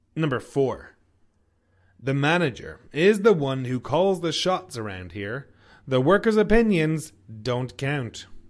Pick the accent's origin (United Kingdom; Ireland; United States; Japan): Ireland; now in Canada; I'm from Ireland. I live in Canada